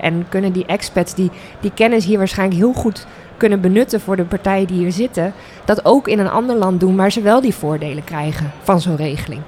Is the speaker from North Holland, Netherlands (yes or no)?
no; The Hague, South Holland, Netherlands; now in Groningen, Netherlands; ik kom zelf uit Den Haag